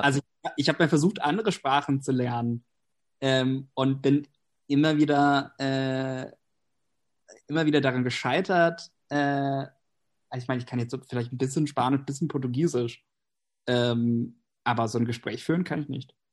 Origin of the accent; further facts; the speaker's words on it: Pennsylvania, United States; first language English; German is a second language; also born or lived in Berlin; now in Germany; ich komme eigentlich aus den USA, ähm, wohne aber seit längerem in Deutschland